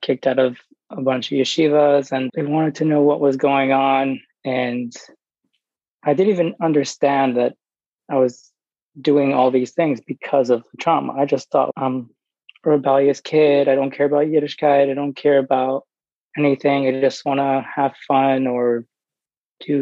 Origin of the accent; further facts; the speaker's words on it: New York, United States; I grew up in New York